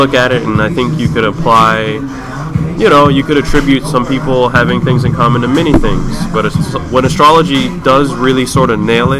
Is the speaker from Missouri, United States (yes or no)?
no; Los Angeles, California, United States; I'm born and raised here, mid-city, Koreatown, Wilshire sort of area.